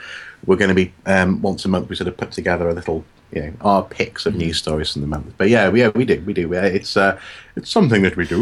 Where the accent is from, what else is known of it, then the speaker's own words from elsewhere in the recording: Wales, United Kingdom; now in North East England, United Kingdom; I'm a Welshman in the northeast.